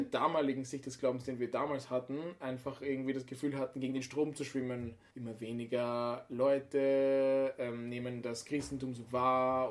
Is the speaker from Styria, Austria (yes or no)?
no; Vienna, Austria; moved away; wir kommen ja aus der Stadt, aus Wien